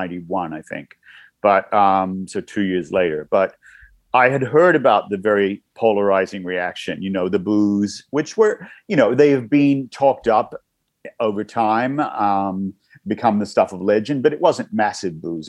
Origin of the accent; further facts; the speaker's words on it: Newcastle, New South Wales, Australia; moved away; I grew up in Newcastle, a couple hours north of Sydney